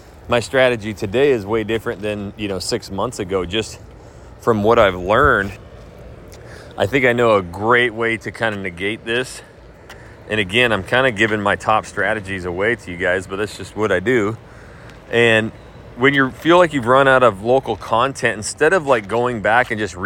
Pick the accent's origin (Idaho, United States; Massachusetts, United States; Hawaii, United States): Idaho, United States; North; moved away; my hometown of North Idaho, which I haven't been in like 3 years